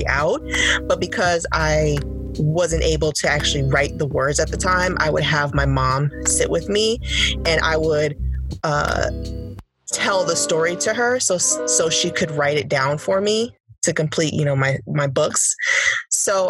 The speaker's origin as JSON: {"language": "English", "region": "New York", "country": "United States", "also_born_or_lived": "Washington, D.C.", "moved": "yes", "lives_now": "Detroit, United States", "said": "I currently live in Detroit. I'm originally from New York. So I went from New York to DC and now to Detroit"}